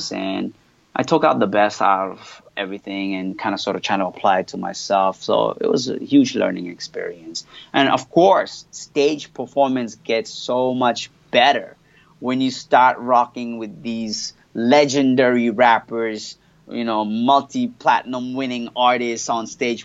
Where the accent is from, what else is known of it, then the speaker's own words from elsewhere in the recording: Montreal, Quebec, Canada; first language French; English is a second language; moved away as an adult; also born or lived in Australia; now in Indonesia; I was born and raised in Montreal, so I, French is my first language.